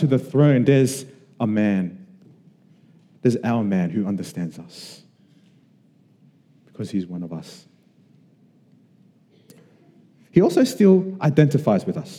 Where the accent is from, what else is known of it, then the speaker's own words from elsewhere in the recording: Sydney, New South Wales, Australia; we were Samoan kids growing up in Western Sydney